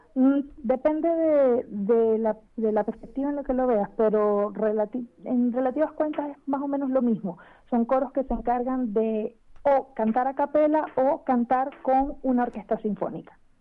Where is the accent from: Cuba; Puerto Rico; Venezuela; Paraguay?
Venezuela; now in Chile; soy venezolana